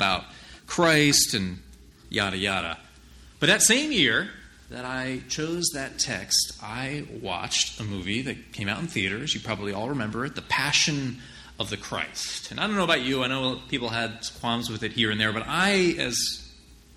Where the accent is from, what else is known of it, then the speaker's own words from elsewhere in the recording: New Jersey, United States; I'm just from New Jersey